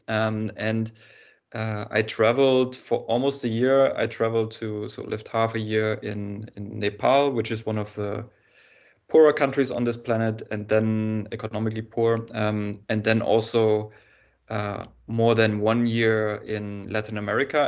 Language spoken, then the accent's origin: English; Germany; I was born in Germany